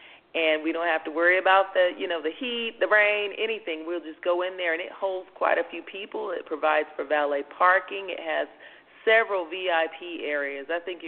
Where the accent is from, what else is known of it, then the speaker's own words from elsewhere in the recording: California, United States; now in Las Vegas, United States; But we came from California, and even in California, I mean, you don't see locations with this sort of concept.